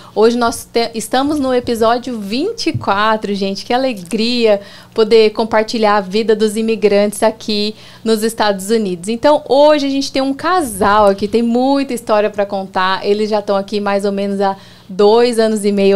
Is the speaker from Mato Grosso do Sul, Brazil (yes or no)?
yes; Campo Grande, Mato Grosso do Sul, Brazil; moved away as an adult; now in United States; Então a pessoa desce ali em Campo Grande, na minha cidade